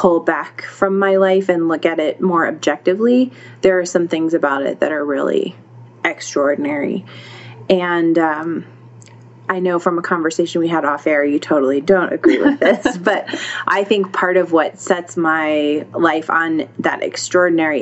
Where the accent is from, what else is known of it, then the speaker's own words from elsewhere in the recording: United States; I'm an American